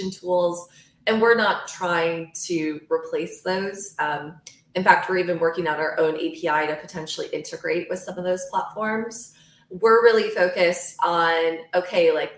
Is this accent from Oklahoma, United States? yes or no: no; Michigan, United States; moved away as an adult; also born or lived in New York City; I grew up in Michigan.